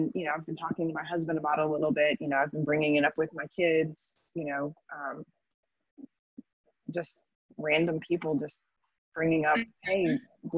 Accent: Florida, United States; I was raised in Florida

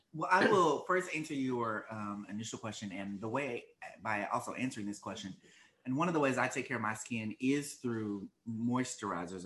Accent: Arkansas, United States; accent: Arkansas; moved away as an adult; also born or lived in Washington DC area (DMV); now in Washington DC area, United States; I'm originally from Arkansas, born and raised

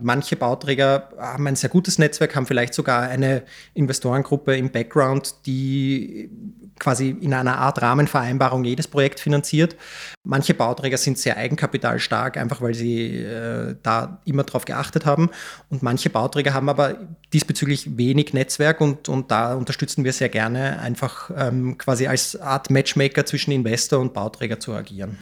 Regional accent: Vienna, Austria; Ich bin äh, 1989 in Wien geboren, bin einer der Gründer und Geschäftsführer äh, der Rewald Vermögensberatungs GmbH, habe eine ganz normale AHS in Wien besucht

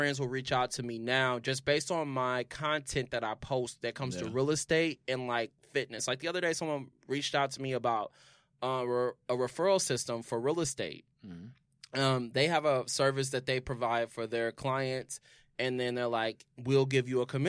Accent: Indianapolis, Indiana, United States; moved away

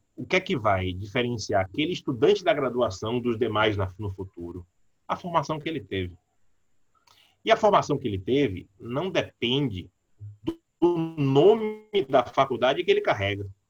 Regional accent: Salvador, Bahia, Brazil; Eu nasci, cresci no Cabula, perto do campus 1 da UNEB

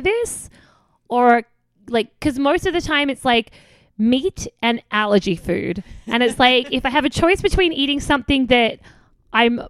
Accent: Australia; moved away as an adult; now in United States; I'm coming from Australia where we are more to the left than America anyway.

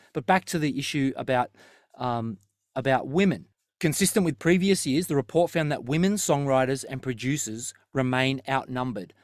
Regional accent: Terrigal, New South Wales, Australia; where we grew up in Terrigal, there was always five Thai restaurants down the strip.

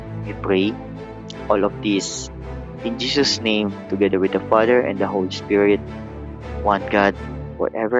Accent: Philippines

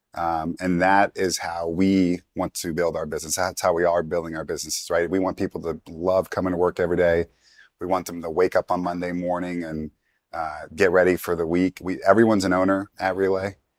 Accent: New York, United States; moved away as an adult; now in Atlanta, United States; I'm originally from New York, and I came down to Atlanta to, to go to school

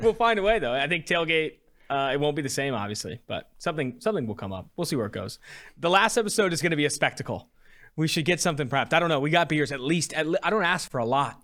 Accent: Oakland, California, United States; I'm born and raised in Oakland.

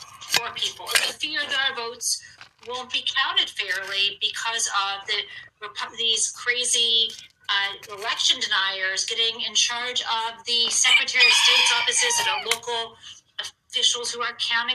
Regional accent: Midwest, United States; also born or lived in Western Massachusetts; now in Massachusetts, United States; I grew up in the Midwest and I live in like Western Massachusetts

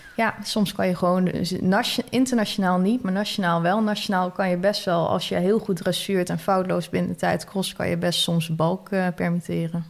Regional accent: Netherlands; als Nederlander, zeker als Nederlander in het buitenland

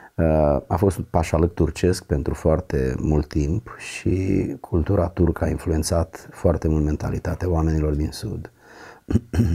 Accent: a village near Giurgiu, Giurgiu County, Romania; n-am avut absolut nicio legătură decât cu biserica ortodoxă din satul meu. Însă după ce am devenit adolescent și am mers la Giurgiu în oraș

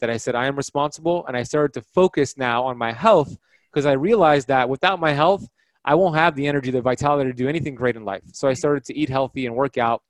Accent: Miami Beach, Florida, United States; Growing up in Miami, Florida, Miami Beach, Florida, my parents immigrated in the 1970s from Iran

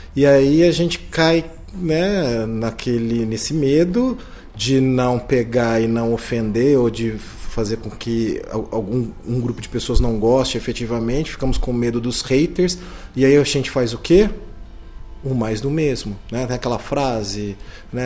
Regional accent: Ribeirão Preto, São Paulo, Brazil; eu sou de Ribeirão Preto, me formei aqui em, em Ribeirão

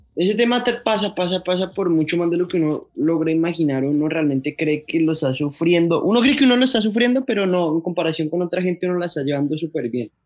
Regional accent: Bogotá, Colombia; Yo soy de Bogotá, yo soy rolo, rolo

